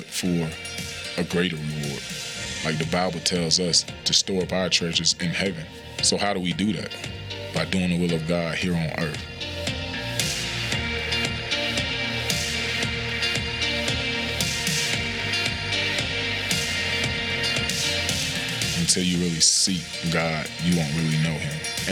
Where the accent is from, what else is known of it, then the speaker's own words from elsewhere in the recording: Pahokee, Florida, United States; my hometown, Pahokee, Florida, small town right on Lake Okeechobee